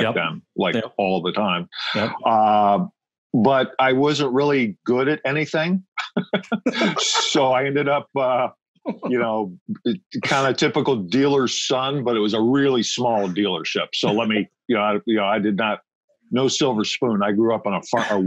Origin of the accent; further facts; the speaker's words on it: Ohio, United States; I'm originally from Ohio, so in an urban area in Ohio.